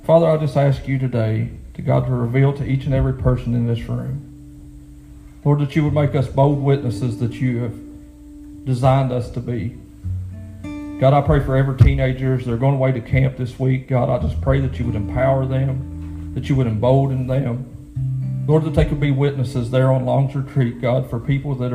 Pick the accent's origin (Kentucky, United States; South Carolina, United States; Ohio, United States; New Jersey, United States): Kentucky, United States; Lewis County; my hometown where I grew up in Lewis County